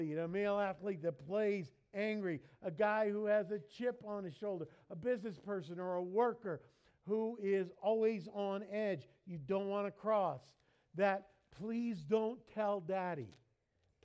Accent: New York, United States; moved away; I grew up in New York

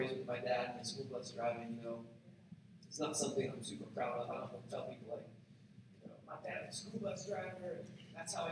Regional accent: Appalachia, southeast Ohio, United States; I grew up in a really small town in southeast Ohio, Appalachia, Ohio, but there aren't a lot of jobs. And we live about an hour from any major city

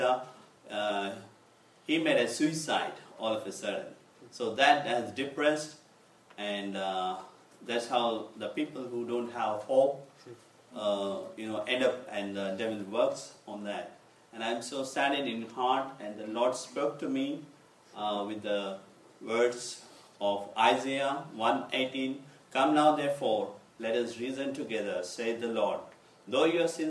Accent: Hyderabad, Telangana, India; I come from Hyderabad

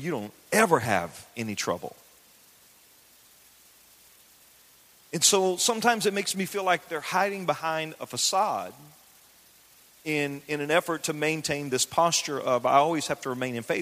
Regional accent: the South, United States; I grew up in the South. I grew up in the country.

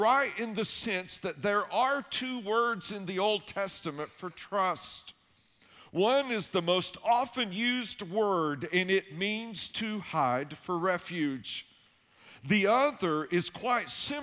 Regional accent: Tennessee, United States; I grew up in Tennessee, and I lived way back in the woods.

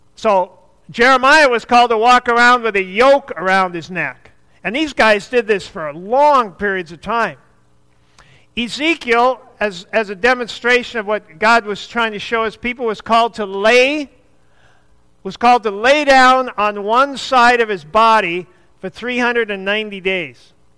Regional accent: the North, United States; I'm from the North

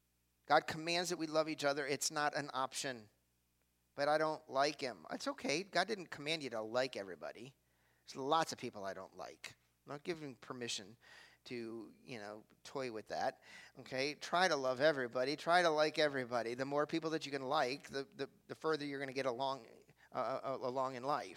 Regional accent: Cleveland, Ohio, United States; I'm from Cleveland.

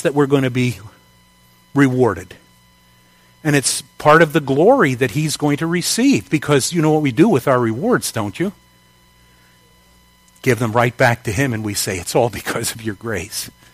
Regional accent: United States; my citizenship is as an American

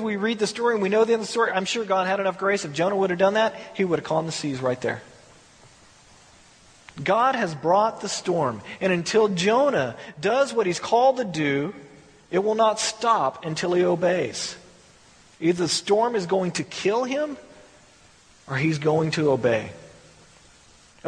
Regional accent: Texas, United States; I'm from Texas

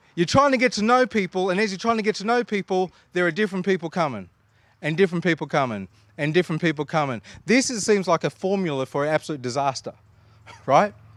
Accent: Australia; we are Australian

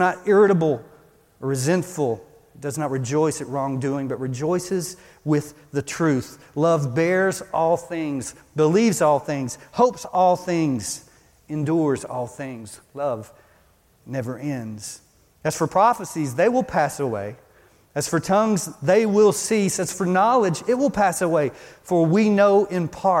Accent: Beaumont, Texas, United States; moved away; I came from Beaumont, Texas

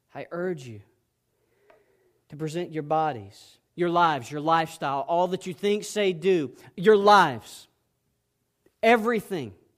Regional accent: South Georgia, United States; I was raised in South Georgia

